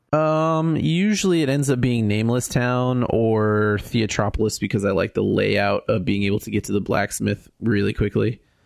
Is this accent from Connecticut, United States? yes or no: no; California, United States; as a Californian skier that learned in Mammoth